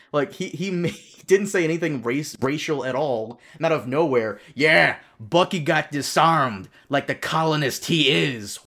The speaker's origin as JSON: {"language": "English", "country": "Brazil", "tie": "born or raised there", "moved": "yes", "lives_now": "United States", "said": "I was born in Brazil"}